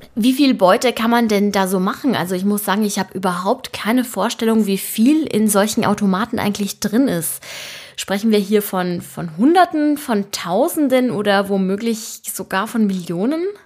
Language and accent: German; Germany; bei uns in Deutschland